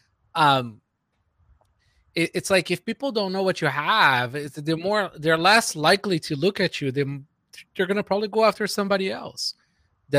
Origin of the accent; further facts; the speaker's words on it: Brazil; moved away; I grew up in Brazil